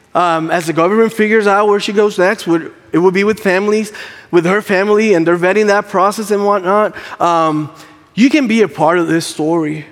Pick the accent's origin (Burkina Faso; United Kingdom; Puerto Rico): Puerto Rico; English is a second language; moved away; English is not my first language. Um, I'm Puerto Rican.